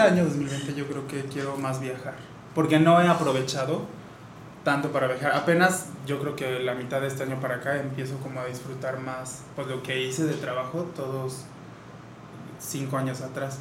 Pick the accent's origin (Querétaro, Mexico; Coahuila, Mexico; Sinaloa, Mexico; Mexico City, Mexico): Querétaro, Mexico; Sí, sí, soy queretano